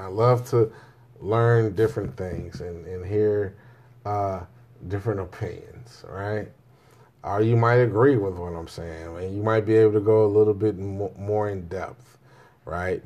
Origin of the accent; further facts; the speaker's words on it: Jamaica; Me being a Jamaican